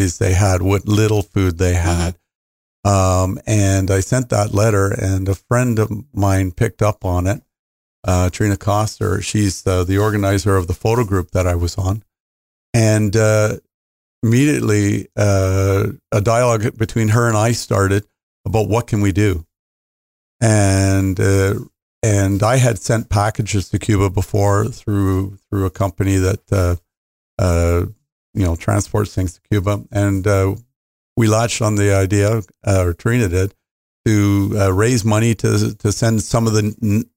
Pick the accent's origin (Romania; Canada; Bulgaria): Canada; as a Canadian